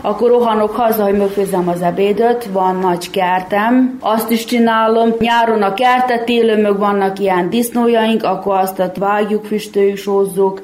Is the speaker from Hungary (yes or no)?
no; Muzslya, Vojvodina, Serbia; also born or lived in Zrenjanin (Erzsébetlak) / Bláto; igaz, hogy én Erzsébet lakon születtem, de kicsi voltam, amikor eljöttünk ide Muzslára lakni